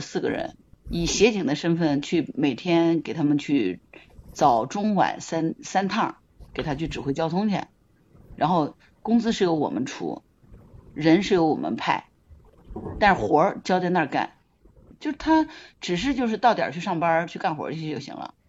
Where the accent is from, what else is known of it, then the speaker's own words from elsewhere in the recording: Hangzhou, Zhejiang, China; 我来自杭州。